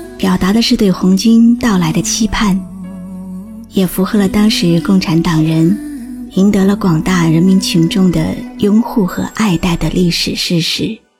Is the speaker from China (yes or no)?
yes; China; 我是中国人